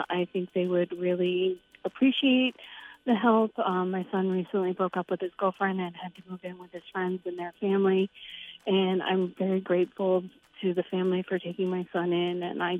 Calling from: Buxton, Maine, United States; I'm calling from Buxton.

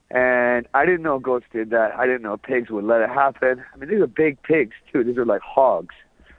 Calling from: Tokyo, Japan; I'm a caller from Japan, and shout outs to Shank and Johnny from Got Faded. … In Tokyo.

